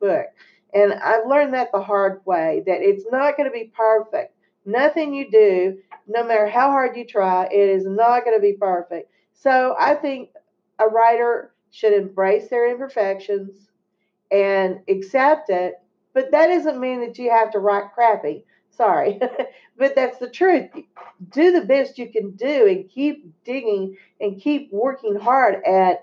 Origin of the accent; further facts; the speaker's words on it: Texas, United States; I'm from Texas, as you can tell with my accent.